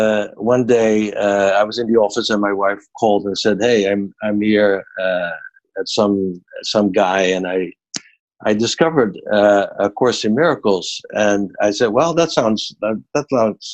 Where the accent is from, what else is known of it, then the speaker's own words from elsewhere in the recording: Netherlands; I'm from Holland